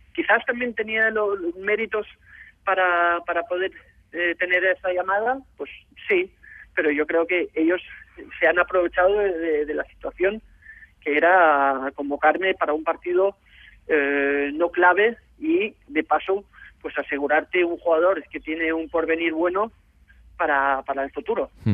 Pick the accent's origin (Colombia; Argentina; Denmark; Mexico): Denmark; moved away as an adult; also born or lived in Barcelona, Spain; cuando estuve jugando en Dinamarca hasta los 18 años